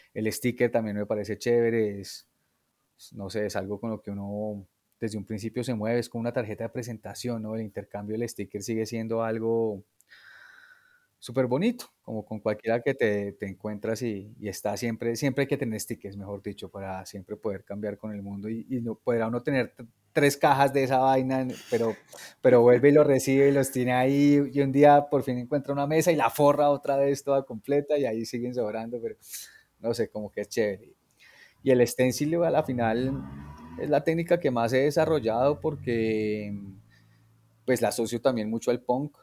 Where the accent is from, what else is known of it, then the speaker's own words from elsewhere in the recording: Bogotá, Colombia; yo nací en Bogotá.